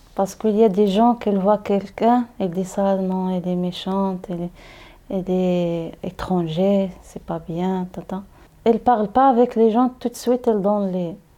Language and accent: French; Meknes, Fès-Meknès, Morocco; French is a second language; moved away as an adult; now in Paris, France; je viens au Maroc. Au Maroc, la ville, c'est Meknes.